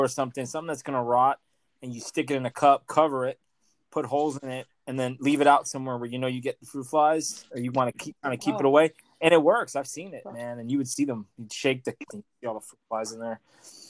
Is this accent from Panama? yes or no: no; Australia; I'm Australian.